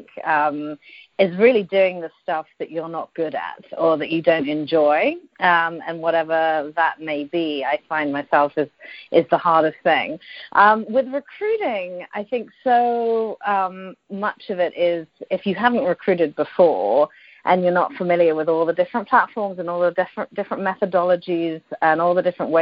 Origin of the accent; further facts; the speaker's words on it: United Kingdom; moved away as an adult; also born or lived in London / Dubai / Singapore; now in Silicon Valley, United States; I'm British originally, as you might tell by the accent.